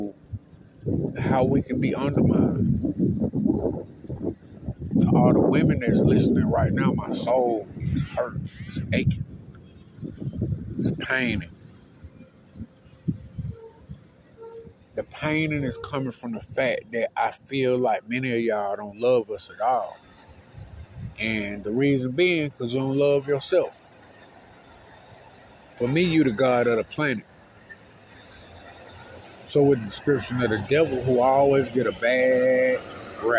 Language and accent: English; the Bermuda Triangle, Georgia, United States; also born or lived in Reynolds, Taylor County, Georgia; I'm from the Bermuda Triangle, what they used to call it.